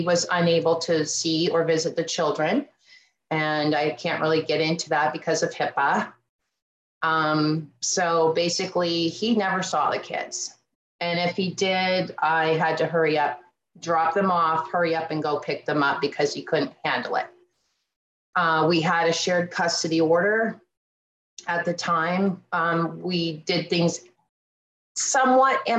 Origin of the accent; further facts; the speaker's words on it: Erie County, Pennsylvania, United States; I'm from Erie County, Pennsylvania.